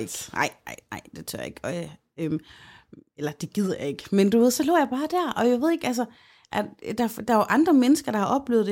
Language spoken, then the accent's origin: Danish; Aarhus, Central Denmark Region, Denmark; vi boede begge i Aarhus